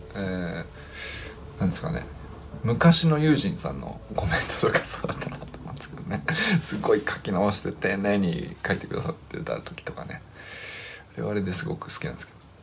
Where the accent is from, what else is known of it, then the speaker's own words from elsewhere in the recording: Niigata, Japan; 僕新潟出身